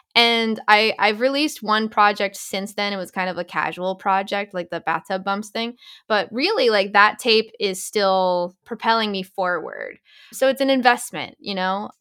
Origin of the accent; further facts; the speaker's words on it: Boston, Massachusetts, United States; moved away as an adult; also born or lived in Los Angeles; I'm from the Boston area originally